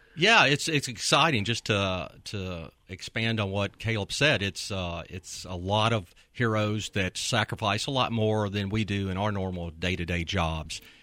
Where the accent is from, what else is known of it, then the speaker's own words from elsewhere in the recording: Memphis, Tennessee, United States; we're both from Memphis. We attended school here, uh, all of our lives